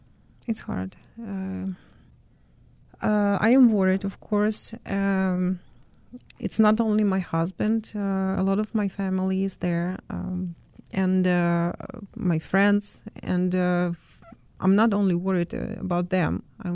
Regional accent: Khmelnytskyi, Khmelnytskyi Oblast, Ukraine; first language Ukrainian; English is a second language; moved away as an adult; now in Chicago, United States; I was born in Khmelnytsky, and I finished school in Khmelnytsky. It's a city in the west of Ukraine, the center of Khmelnytsky region.

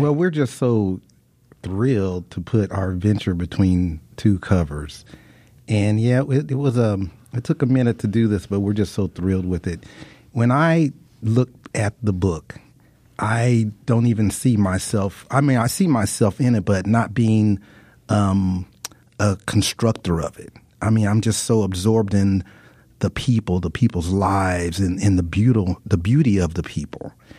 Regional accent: United States; what I grew up with here in the United States

